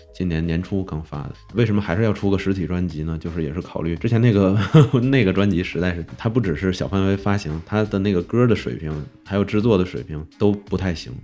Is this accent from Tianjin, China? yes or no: no; Changchun, Jilin, China; also born or lived in Oklahoma, United States; now in Beijing, China; 我老家是长春的